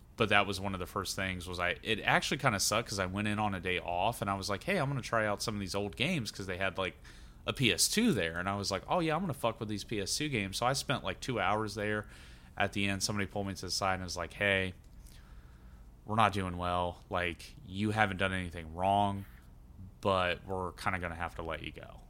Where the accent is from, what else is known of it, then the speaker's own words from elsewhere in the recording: Xenia, Ohio, United States; the town I'm from is famous for one of the biggest recorded, I think it is the biggest recorded tornado in the U S